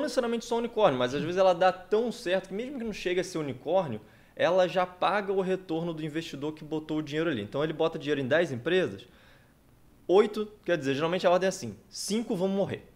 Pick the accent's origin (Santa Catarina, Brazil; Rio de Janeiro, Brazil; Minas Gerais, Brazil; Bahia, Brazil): Rio de Janeiro, Brazil; Campos dos Goytacazes; moved away; Sou empreendedor, sou daqui de Campos, tenho 37 anos